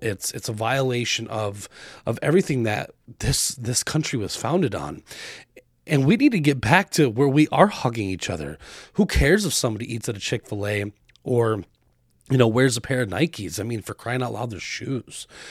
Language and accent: English; Arizona, United States; now in Wisconsin, United States; I grew up in Arizona